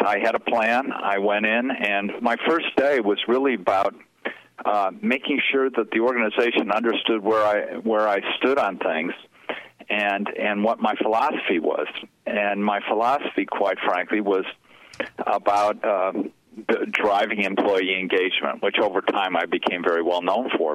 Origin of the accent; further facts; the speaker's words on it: Chicago, Illinois, United States; I grew up in Chicago